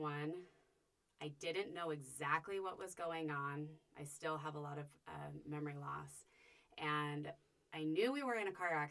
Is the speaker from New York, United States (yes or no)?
no; Salt Lake City, Utah, United States; also born or lived in Cache Valley, Utah; I grew up in Salt Lake and moved up to Cache Valley to go to school